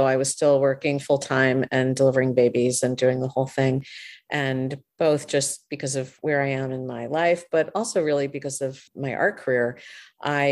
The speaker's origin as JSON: {"language": "English", "town": "Hastings-on-Hudson", "region": "New York", "country": "United States", "said": "I'm from Hastings-on-Hudson, which is just across the river"}